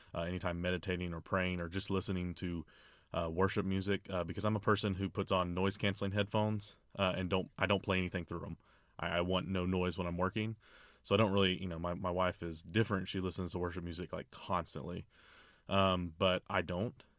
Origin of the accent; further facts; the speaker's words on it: Orlando, Florida, United States; Orlando, Florida, my hometown